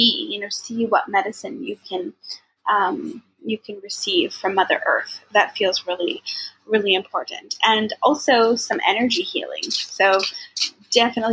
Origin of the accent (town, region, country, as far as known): Maple Ridge, British Columbia, Canada